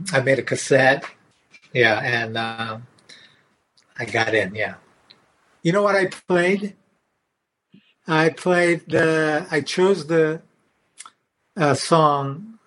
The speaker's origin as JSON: {"language": "English", "country": "Japan", "second_language": "English", "moved": "as an adult", "lives_now": "California, United States"}